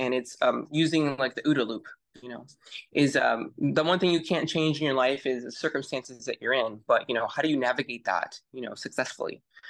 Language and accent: English; Panama; Sure. I grew up in Central America. I grew up in Panama. My dad was in the military and I went to DOD schools.